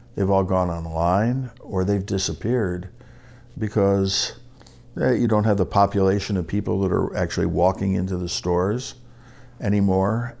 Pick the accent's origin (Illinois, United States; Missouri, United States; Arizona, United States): Illinois, United States; Oak Park; I grew up in Oak Park, Illinois